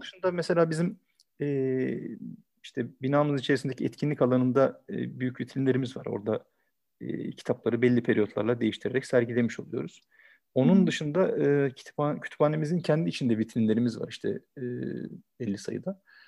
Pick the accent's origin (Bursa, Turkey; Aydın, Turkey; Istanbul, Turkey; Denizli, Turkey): Istanbul, Turkey; 1974 İstanbul doğumluyum.